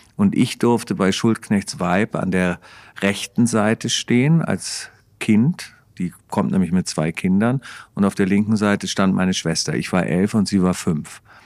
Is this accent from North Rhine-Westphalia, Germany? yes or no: no; Hamburg, Germany; dann musste ich mir als Hamburger Tuko ansehen, weil wir den alle so geliebt haben, wir Hamburger.